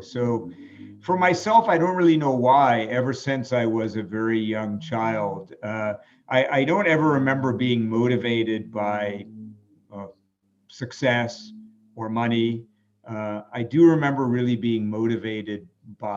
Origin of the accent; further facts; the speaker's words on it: New York City, New York, United States; I grew up in New York City